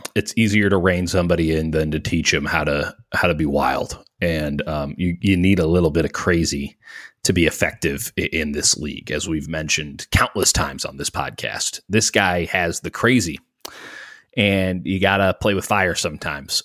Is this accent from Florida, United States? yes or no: no; Chicago, Illinois, United States; my hometown of the city of Chicago